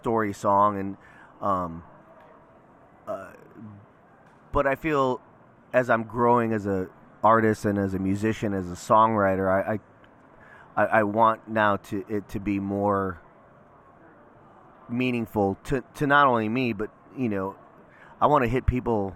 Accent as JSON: {"language": "English", "town": "Lansing", "region": "Illinois", "country": "United States", "tie": "born or raised there", "moved": "yes", "lives_now": "Virginia, United States", "said": "I was born and raised in Illinois, a little town called Lansing, Illinois"}